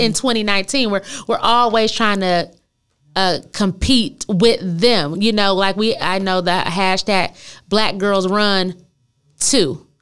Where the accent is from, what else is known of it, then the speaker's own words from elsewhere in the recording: Flint, Michigan, United States; I'm from Flint, Michigan